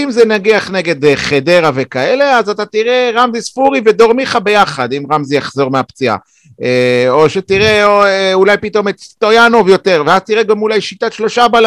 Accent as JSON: {"language": "Hebrew", "country": "Ukraine", "tie": "born or raised there", "also_born_or_lived": "Belarus", "said": "אני אוקראיני, אבל נולדתי בבלארוס."}